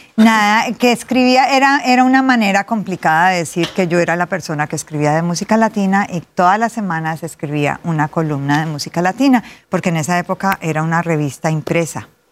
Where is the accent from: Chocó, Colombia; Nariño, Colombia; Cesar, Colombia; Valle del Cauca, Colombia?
Valle del Cauca, Colombia; Cali; Nací en Cali, Colombia, la capital de la salsa.